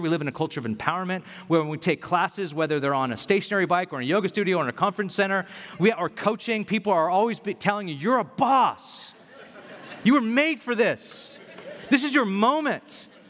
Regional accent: Bakersfield, California, United States; moved away as an adult; also born or lived in San Francisco; I'm from Bakersfield

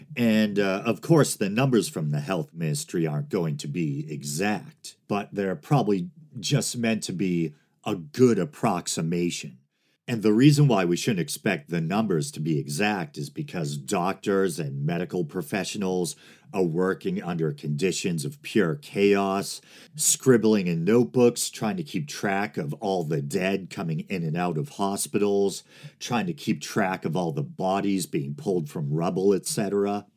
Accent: United States; I'm speaking as an American citizen

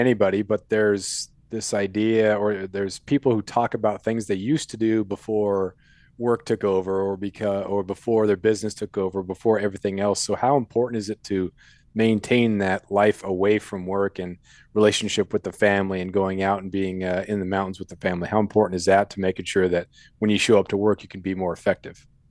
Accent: Colorado, United States; moved away; I was born in Colorado, and I've been back there for a couple uh, couple summers

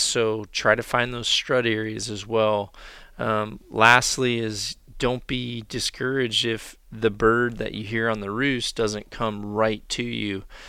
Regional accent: the South / Mississippi Delta, United States; now in Iowa, United States; how I grew up turkey hunting. Uh, down in the South or in the Mississippi Delta

